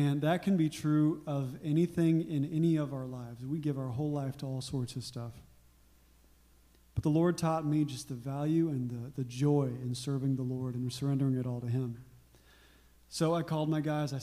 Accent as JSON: {"language": "English", "region": "Arkansas", "country": "United States", "tie": "born or raised there", "said": "But I grew up in Arkansas"}